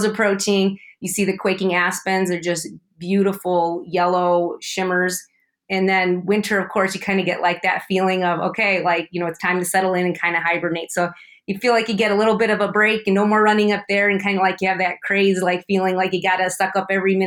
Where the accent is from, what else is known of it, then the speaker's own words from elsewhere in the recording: Chicago, Illinois, United States; now in Bishop, United States; I'm from the Chicagoland area, the south suburbs